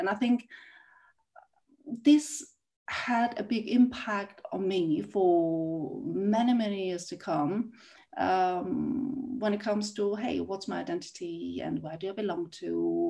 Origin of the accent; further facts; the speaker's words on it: Vienna, Austria; also born or lived in South Korea; So I am East Asian. I look East Asian. And when I was 6 years old, my family moved to Vienna in Austria. And this was in 1979, so a long time ago. And I grew up in Austria